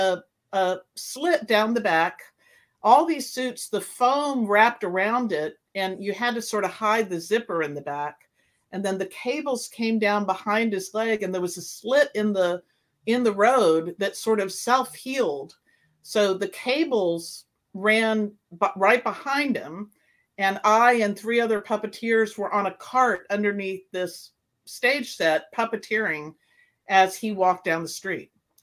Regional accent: St. Augustine, Florida, United States; now in California, United States; I grew up in the Colonial Quarter

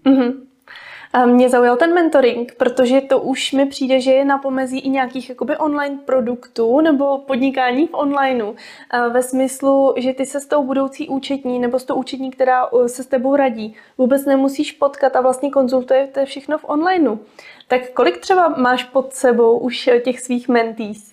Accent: Jihlava, Vysočina Region, Czechia; sama pocházím z Jihlavy

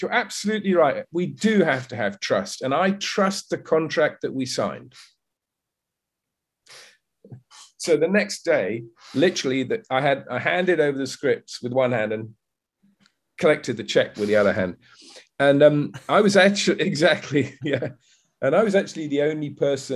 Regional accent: United Kingdom; moved away as an adult; now in Vietnam; I'm currently living in Vietnam. I'm British. I lived most of my life in the UK

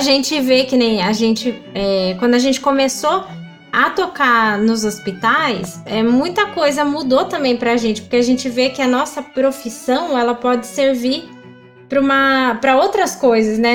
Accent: Limeira, São Paulo, Brazil; quando eu era criança, aqui no, em Limeira tem um projeto pela prefeitura que é uma escola livre de música

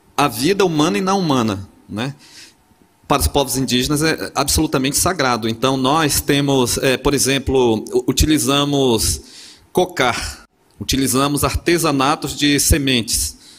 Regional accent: Amazon, Brazil; now in Porto Seguro, Brazil; Eu, eu, sou da Amazônia, moro em Porto Seguro, mas sou originário ali daquele lugar

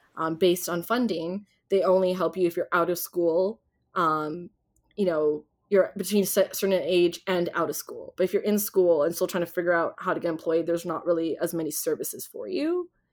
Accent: Ontario, Canada; I grew up in Ontario

